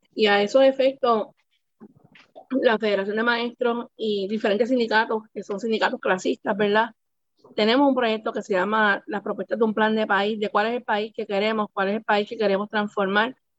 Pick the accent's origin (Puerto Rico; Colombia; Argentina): Puerto Rico; San Juan; Yo soy nacida y criada en Puerta de Tierra